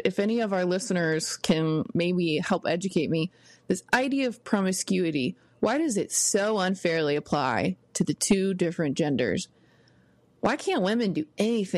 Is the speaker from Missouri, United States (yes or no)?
yes; Missouri, United States; I was born and raised here in Missouri